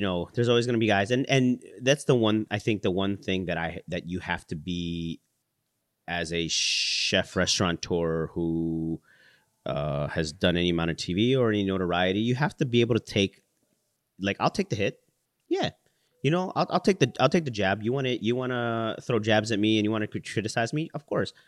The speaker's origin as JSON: {"language": "English", "town": "Chicago", "region": "Illinois", "country": "United States", "tie": "born or raised there", "said": "I was born in Chicago. My parents are from the Philippines."}